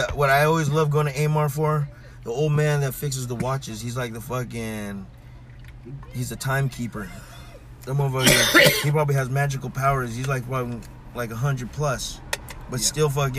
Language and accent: English; Philippines; I'm Filipino. I like good noodle too.